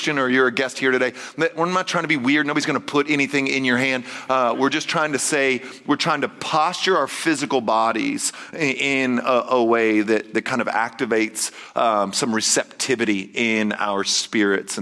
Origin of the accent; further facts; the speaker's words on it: Texas, United States; I'm Texan